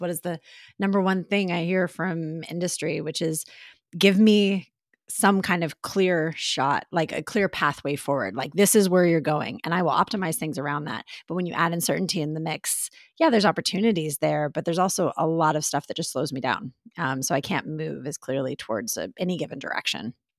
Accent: Texas, United States; now in New York, United States; I'm still in Texas, uh, you know, so it's nice to be back in my home state for a bit

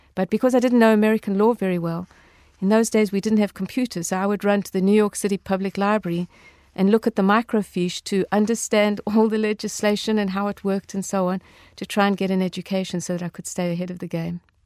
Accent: South Africa; growing up in South Africa, um, during apartheid

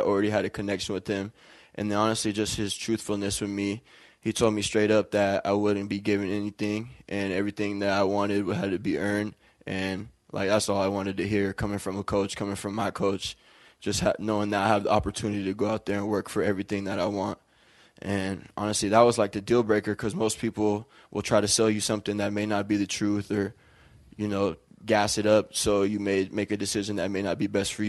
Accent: Auburn, Washington, United States; moved away as an adult; also born or lived in New Jersey; now in Moscow, Idaho, United States; growing up in Auburn, going to Auburn High School was a great experience

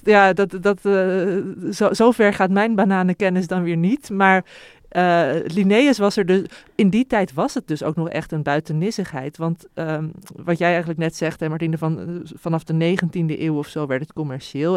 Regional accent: Heemstede, North Holland, Netherlands; ik ben opgegroeid in Heem-, in Heemstede

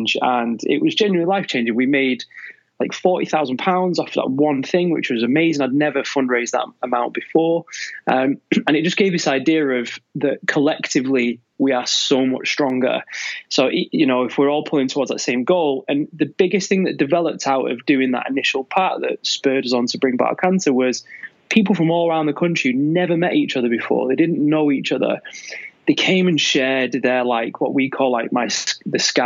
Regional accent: Manchester, North West England, United Kingdom; now in Devon, United Kingdom; I'm actually from Manchester

